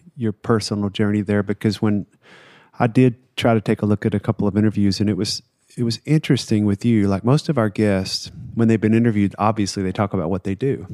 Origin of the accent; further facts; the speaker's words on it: the South, United States; I grew up in the South